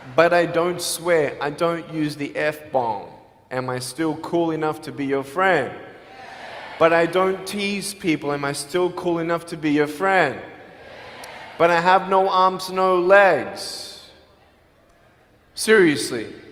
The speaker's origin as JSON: {"language": "English", "country": "Australia", "moved": "yes", "lives_now": "Los Angeles, United States", "said": "I'm from Australia."}